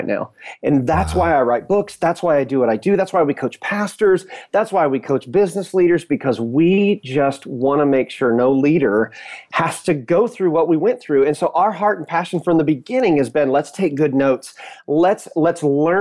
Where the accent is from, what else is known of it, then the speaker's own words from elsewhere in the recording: Indiana, United States; moved away as an adult; now in Fort Myers, United States; my wife and I were originally born and raised in Indiana in the Midwest.